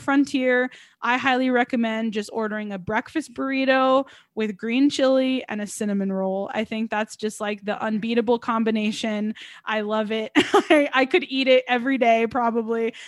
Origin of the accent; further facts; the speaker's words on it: Albuquerque, New Mexico, United States; here in my hometown